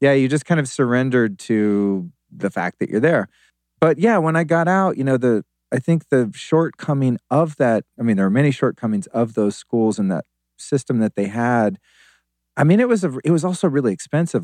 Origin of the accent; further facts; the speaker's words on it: Sonoma County, Northern California, United States; also born or lived in Aspen, Colorado; I lived as a kid mostly in Northern California in Sonoma County.